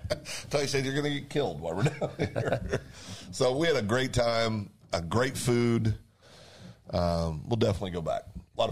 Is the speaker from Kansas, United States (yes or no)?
yes; Eureka, Kansas, United States; moved away; I'm from Eureka.